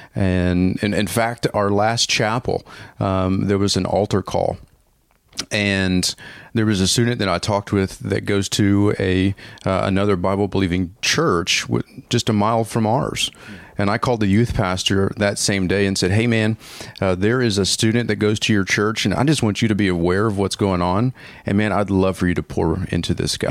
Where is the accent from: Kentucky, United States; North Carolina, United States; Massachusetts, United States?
Kentucky, United States; Paducah; now in Orlando, United States; I'm actually from Paducah, Kentucky. So that is where I call home. That's where I was born and raised.